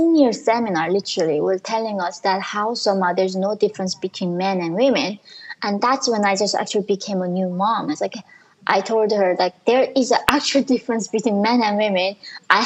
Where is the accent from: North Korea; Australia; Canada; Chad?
North Korea; English is a second language; now in United States; In North Korea, we are equal, but we are all starving